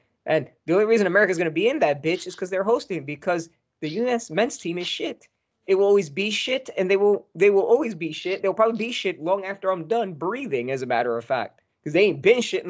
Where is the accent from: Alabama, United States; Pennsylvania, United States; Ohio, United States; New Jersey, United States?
New Jersey, United States; Northern; I'm from Northern New Jersey